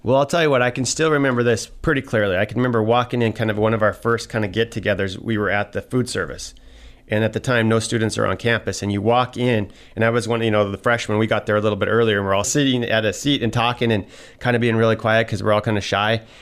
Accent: Troy, Montana, United States; it was a neat thing growing up in Troy because, first of all, Troy, some of you may not know, it's a tiny little town

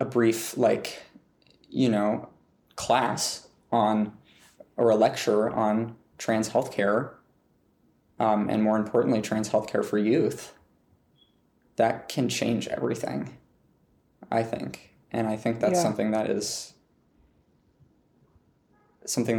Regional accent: Montana, United States; growing up in Montana

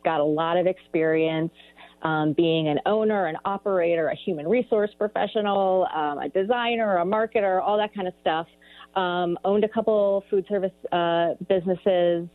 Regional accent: Chicago, Illinois, United States; moved away as an adult; also born or lived in Boston; now in Nevada County, United States; I grew up in Chicago, on the south side of Chicago

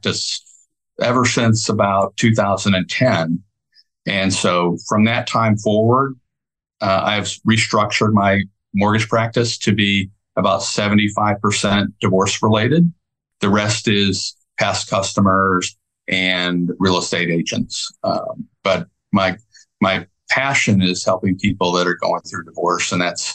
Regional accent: Michigan, United States; moved away as an adult; now in Texas, United States; I grew up in Michigan and went to school at University of Michigan. And when I finished, I decided I wanted to move to Texas

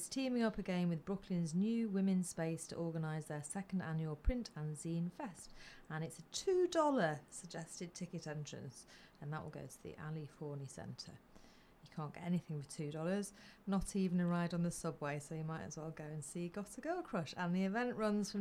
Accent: Flixton, North West England, United Kingdom; moved away; I'm from Flixton

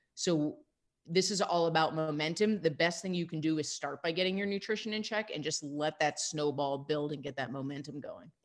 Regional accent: New York, United States; also born or lived in California; now in Tucson, United States; I'm I'm born and raised in New York, so I will always be an East Coaster at heart

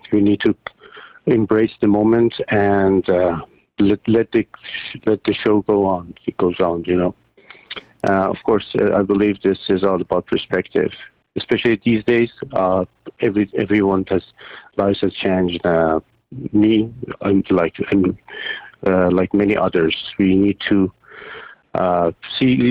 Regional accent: Iran; moved away as an adult; also born or lived in Dubai; now in Toronto, Canada; I'm from Iran. I was born and raised in Iran

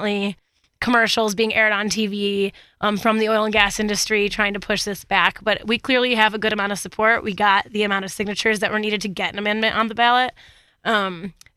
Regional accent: Michigan, United States; now in Colorado, United States; I'm originally from Michigan

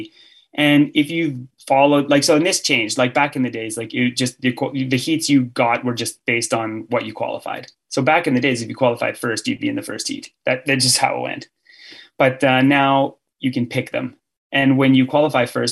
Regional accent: Canada; as a Canadian

